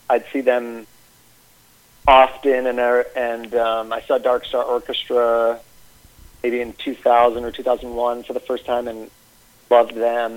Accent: Albany, New York, United States; I grew up in Albany, New York

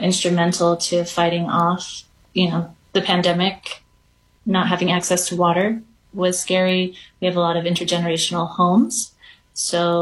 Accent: Tuba City, Arizona, United States; first language Navajo; English is a second language; also born or lived in Pinon, Arizona / Coal Mine Mesa, Arizona; I grew up in a small community called Coal Mine Mesa. It's in Coal Mine Canyon on the Navajo Nation. And I went to school in a little bit of a bigger community, Tuba City, Arizona

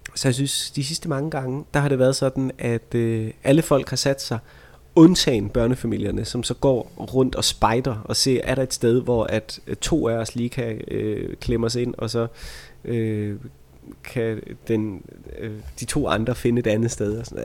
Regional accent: Vejle, Southern Denmark, Denmark; jeg er fra Vejle

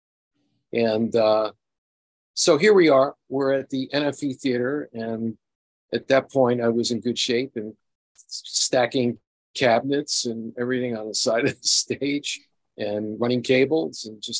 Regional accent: New York City, New York, United States; I'm from Queens, New York, originally.

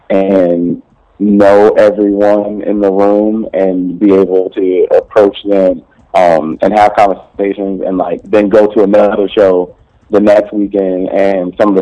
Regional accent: Atlanta, Georgia, United States; now in Dallas, United States; I was born in Atlanta, Georgia, to a preacher

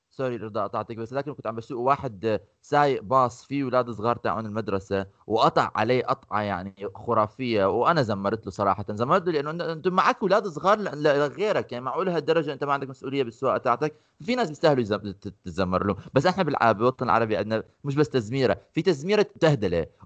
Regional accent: Amman, Amman Governorate, Jordan; احنا الشارع عندنا بعمان اذا بتمرق فيه بدون مطب بتحكي هذا الشارع مش نافع

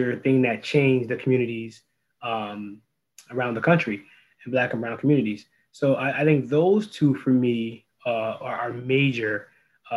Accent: New Haven, Connecticut, United States; born or raised there

